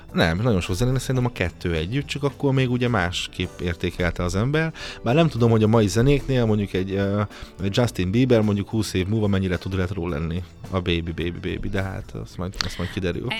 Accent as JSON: {"language": "Hungarian", "town": "Nyíregyháza", "region": "Szabolcs-Szatmár-Bereg", "country": "Hungary", "tie": "born or raised there", "moved": "as an adult", "lives_now": "Budapest, Hungary", "said": "a szülővárosom. Hát igen. Én nagyon szeretem a szülővárosomat"}